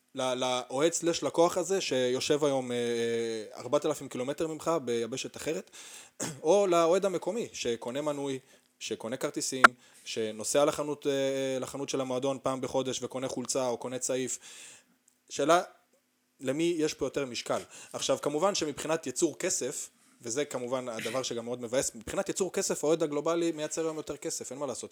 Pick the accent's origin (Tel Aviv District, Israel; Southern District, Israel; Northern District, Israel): Southern District, Israel; Arad; גדלתי בערד